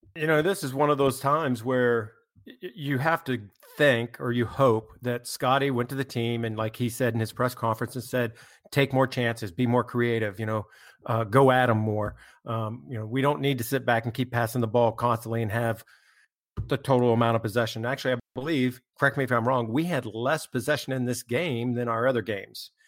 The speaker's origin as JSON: {"language": "English", "country": "United States", "said": "as an American"}